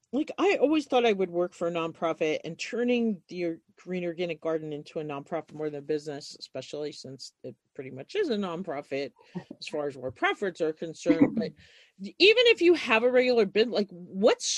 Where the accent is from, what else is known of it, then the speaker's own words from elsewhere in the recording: New York, United States; moved away as an adult; now in Montana, United States; I was born in New York and ended up here in my early 20s too